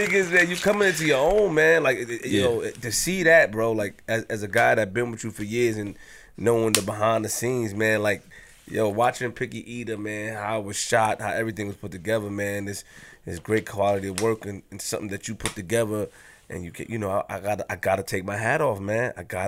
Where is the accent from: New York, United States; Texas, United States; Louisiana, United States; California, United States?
New York, United States; Queens; I'm from Queens